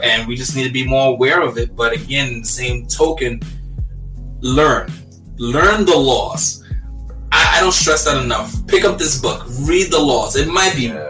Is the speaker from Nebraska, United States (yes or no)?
no; New York City, New York, United States; I'm from Brooklyn, New York, born and raised